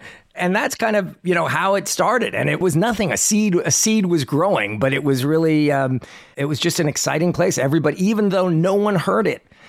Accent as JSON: {"language": "English", "town": "New York City", "region": "New York", "country": "United States", "tie": "born or raised there", "moved": "yes", "lives_now": "Nashville, United States", "said": "I grew up in New York City"}